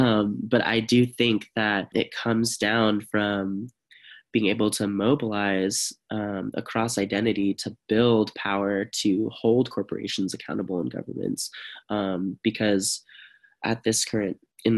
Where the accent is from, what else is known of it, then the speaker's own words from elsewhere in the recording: Stockton, California, United States; for example, in my hometown, we have a dried riverbed that runs right along the downtown of Stockton.